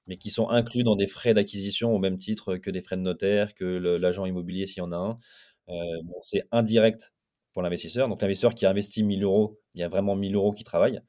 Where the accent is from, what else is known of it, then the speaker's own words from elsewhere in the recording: Lille, Hauts-de-France, France; moi je suis Lillois, j'habite à Lille